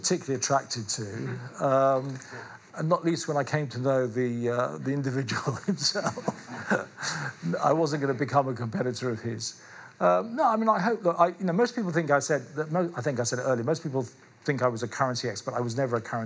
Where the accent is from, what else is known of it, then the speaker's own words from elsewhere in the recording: London, United Kingdom; I was born in London, I live in London